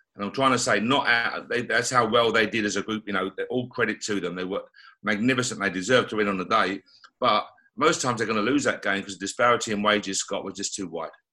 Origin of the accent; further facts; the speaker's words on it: London, United Kingdom; as a kid growing up, you know, I was born in Tottenham, North London